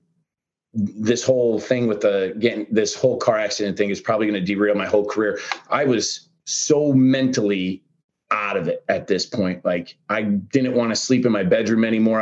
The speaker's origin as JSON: {"language": "English", "region": "Pennsylvania", "country": "United States", "moved": "yes", "said": "we're both from Pennsylvania though, man. Like, we're both from Pennsylvania"}